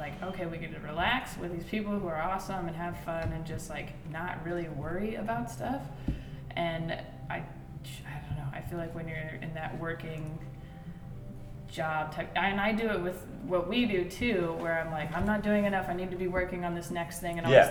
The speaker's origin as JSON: {"language": "English", "town": "Seattle", "region": "Washington", "country": "United States", "moved": "yes", "lives_now": "Los Angeles, United States", "said": "I'm from Seattle"}